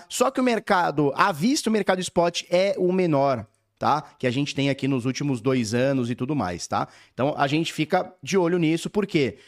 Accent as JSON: {"language": "Portuguese", "country": "Brazil", "said": "como a gente é brasileira tudo"}